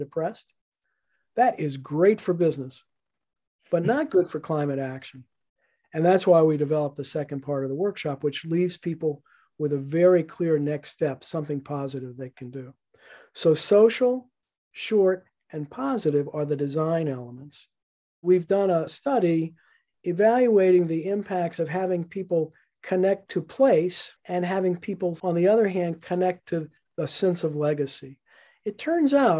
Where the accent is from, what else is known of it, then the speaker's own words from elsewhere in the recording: New Orleans, Louisiana, United States; now in Lewisburg, United States; I was born and raised in New Orleans